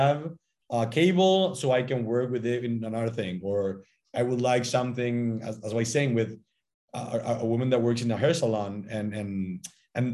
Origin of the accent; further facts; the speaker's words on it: Paraguay; I'm also Paraguayan. I was born and I studied here